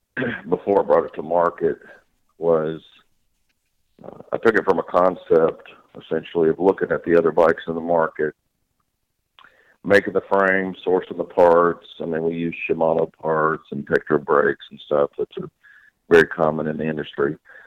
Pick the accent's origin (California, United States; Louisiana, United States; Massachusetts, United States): Louisiana, United States; born there; also born or lived in Mississippi / Florida / Alabama; I was born in Louisiana, lived in Mississippi, lived in Florida, lived in Alabama, so I'm pretty much a southern guy myself